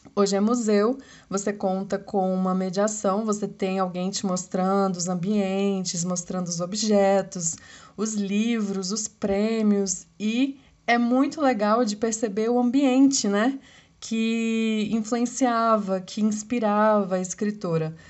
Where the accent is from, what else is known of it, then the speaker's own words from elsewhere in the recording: Brasília, Federal District, Brazil; eu sou de Brasília